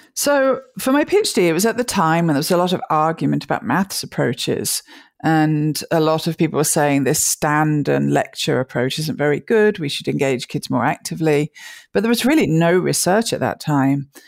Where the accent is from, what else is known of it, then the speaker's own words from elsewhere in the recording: near Birmingham, West Midlands, United Kingdom; moved away as an adult; also born or lived in Liverpool / London; now in United States; I grew up in the center of England, uh, near a town called Birmingham